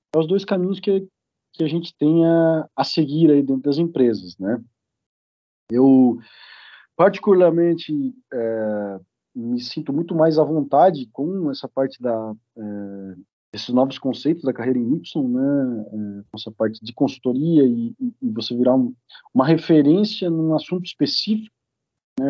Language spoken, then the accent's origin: Portuguese; Criciúma, Santa Catarina, Brazil; eu sou natural aqui de Criciúma